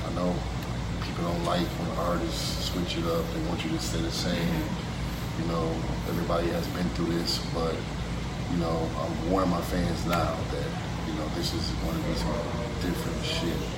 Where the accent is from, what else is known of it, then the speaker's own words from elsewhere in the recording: Detroit, Michigan, United States; also born or lived in Dallas, Texas; back and forth between Detroit and Dallas, but born and raised in Detroit, spent some time in Dallas, back and forth through high school.